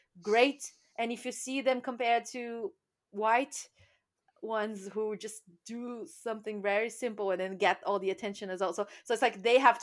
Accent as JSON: {"language": "English", "country": "Brazil", "moved": "yes", "lives_now": "United Kingdom", "said": "I come from Brazil"}